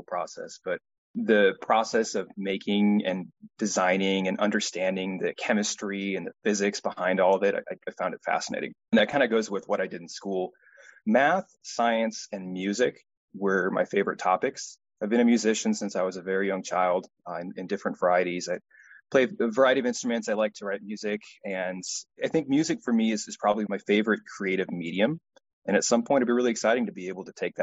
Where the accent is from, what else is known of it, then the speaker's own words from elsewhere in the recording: Pacific Northwest, United States; So I'm from the United States, and I grew up in the Pacific Northwest